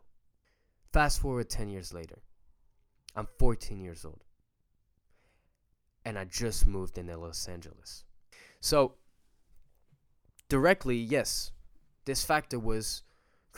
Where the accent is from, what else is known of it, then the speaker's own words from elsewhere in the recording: Paris, Île-de-France, France; we're French. I was born and raised in France, in Paris to be exact